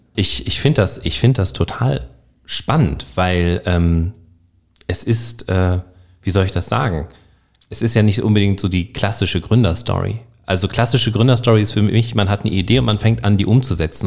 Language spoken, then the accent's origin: German; Northern Germany, Germany; accent: Hochdeutsch; Ich bin, ich komme aus Norddeutschland, ich spreche Hochdeutsch.